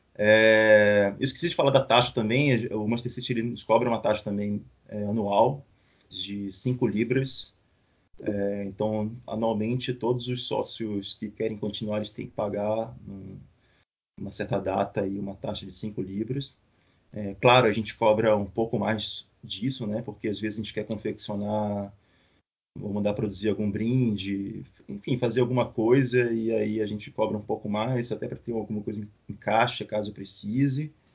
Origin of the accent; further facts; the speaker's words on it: Belém, Pará, Brazil; now in Florianópolis, Brazil; Eu morei muito tempo em Belém, nasci em Belém, apesar da minha família, metade da minha família ser mineira